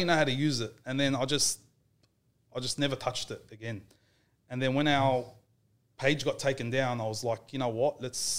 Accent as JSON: {"language": "English", "town": "Guildford", "region": "New South Wales", "country": "Australia", "tie": "born or raised there", "said": "I grew up in Guildford."}